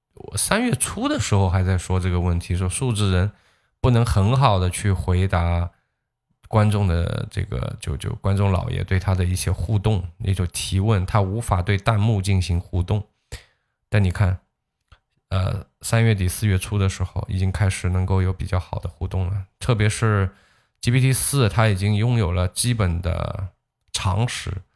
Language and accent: Chinese; China; 当然最终我作为一个中国人